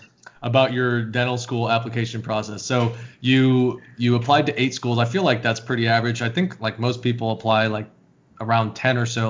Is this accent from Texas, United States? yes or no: no; Altamonte Springs, Florida, United States; I lived in Altamont.